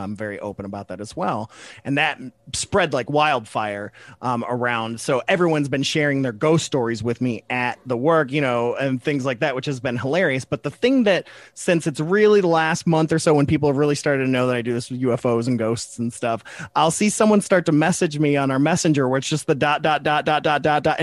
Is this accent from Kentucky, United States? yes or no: yes; Kentucky, United States; we're from Kentucky